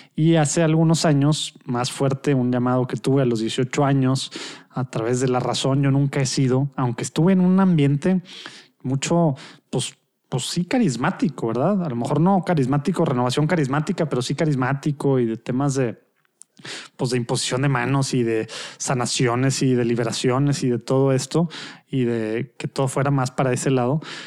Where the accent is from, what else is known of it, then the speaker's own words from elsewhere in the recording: Monterrey, Nuevo León, Mexico; de Monterrey, México, en el norte de México